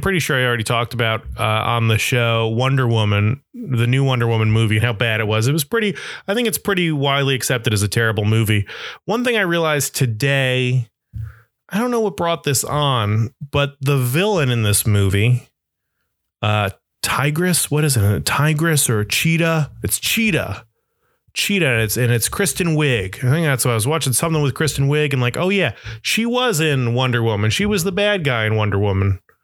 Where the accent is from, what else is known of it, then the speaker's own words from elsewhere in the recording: Florida, United States; now in Brooklyn, New York, United States; growing up in Florida